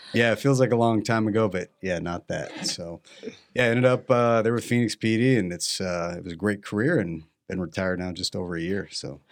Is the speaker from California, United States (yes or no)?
yes; Mission Viejo, California, United States; moved away as an adult; also born or lived in Santa Ana, California; now in Arizona, United States; grew up in Orange County, California